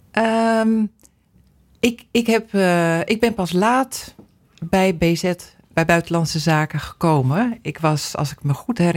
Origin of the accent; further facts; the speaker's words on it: Sudan; now in Netherlands; Ik kom uit Soedan. Ja. En eh, ja, de gemiddelde temperatuur is daar toch wel zo'n 35 graden.